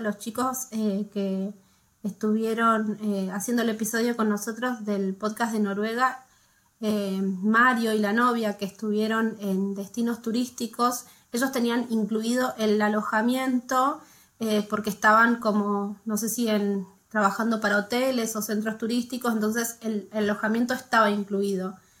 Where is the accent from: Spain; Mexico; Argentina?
Argentina; moved away as an adult; now in Norway; somos una familia argentina